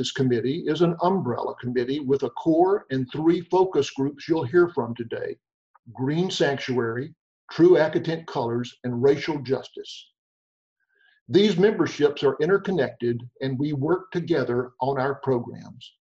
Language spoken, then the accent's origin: English; Mississippi, United States; moved away; Growing up in Mississippi in the 50s gave me firsthand knowledge of the inequities of life.